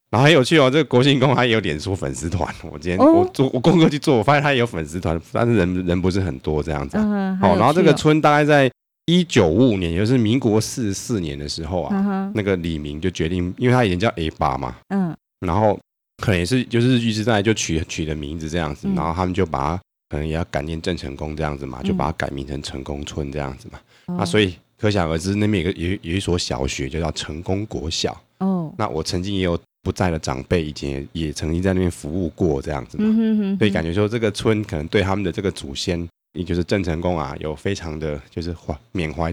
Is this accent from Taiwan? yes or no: yes; Yunlin County, Taiwan; 跨过那座红色的西螺大桥，就是我们的云林县。嗯哼，啊，因为这个地方我小时候住在那边的时候啊